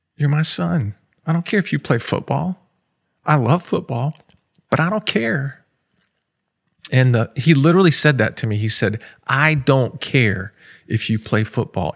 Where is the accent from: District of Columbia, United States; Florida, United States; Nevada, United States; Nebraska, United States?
Florida, United States; I grew up in Florida